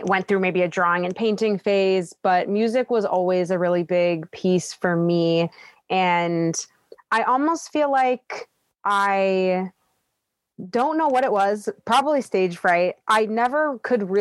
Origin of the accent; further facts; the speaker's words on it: Toronto, Ontario, Canada; I was born in Scarborough, Ontario, which is in Toronto